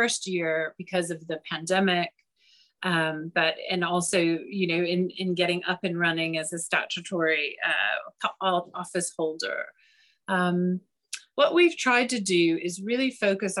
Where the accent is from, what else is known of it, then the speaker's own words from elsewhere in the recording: United States; moved away as an adult; now in London, United Kingdom; I don't know if you can tell from my accent, but I'm originally from the US